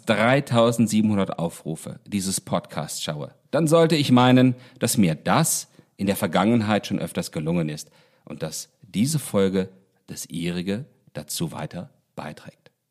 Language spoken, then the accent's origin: German; Baunatal, Hesse, Germany; Ich beginne meine Erzählung Anderswelt, die ich meiner Heimatstadt Baunatal gewidmet habe und die eine Menge dieses Baunatals enthält